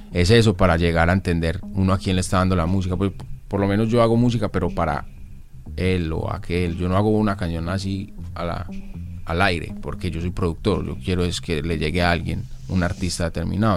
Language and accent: Spanish; Colombia; en mi país, en Colombia